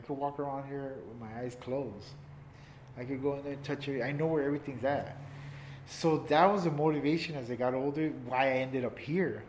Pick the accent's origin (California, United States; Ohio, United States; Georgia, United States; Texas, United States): California, United States; Los Angeles; born or raised there